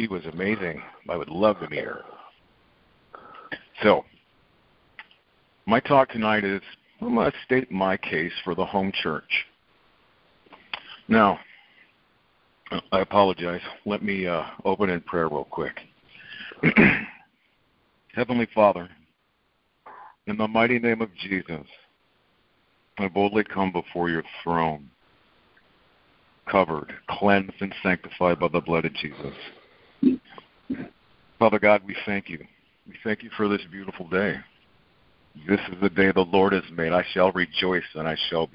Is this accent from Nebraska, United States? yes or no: yes; Omaha, Nebraska, United States; I have grown up in Omaha, Nebraska my whole life